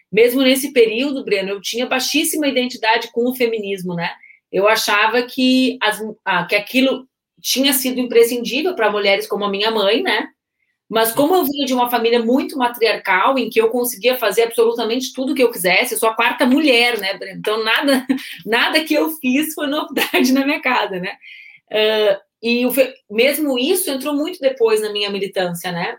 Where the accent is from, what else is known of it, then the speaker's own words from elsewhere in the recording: Porto Alegre, Rio Grande do Sul, Brazil; Eu nasci em Porto Alegre, 18 de agosto de 81